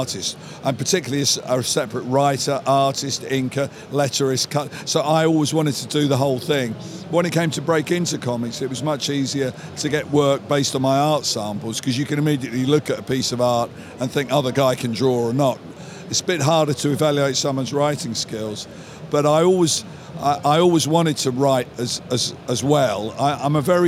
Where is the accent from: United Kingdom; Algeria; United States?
United Kingdom; I'm British, my life has been spent in the American comic book industry